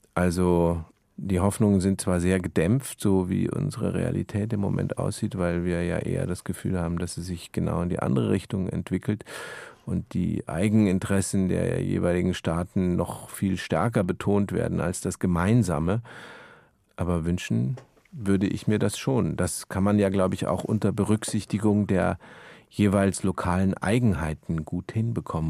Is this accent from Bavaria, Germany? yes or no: yes; Munich, Bavaria, Germany; now in Berlin, Germany; als geborene Münchner